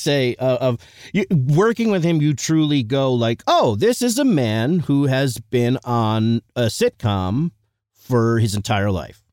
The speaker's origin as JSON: {"language": "English", "town": "Eastchester", "region": "New York", "country": "United States", "tie": "born or raised there", "said": "I grew up in East Chester, a s, small town, the best"}